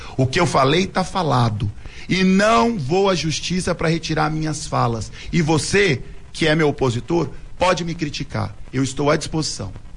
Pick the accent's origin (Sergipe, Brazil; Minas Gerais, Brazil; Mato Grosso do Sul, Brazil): Mato Grosso do Sul, Brazil; Ivinhema; sou a primeira leva de Sumato Grossense, nasci em 1983 em Vinhema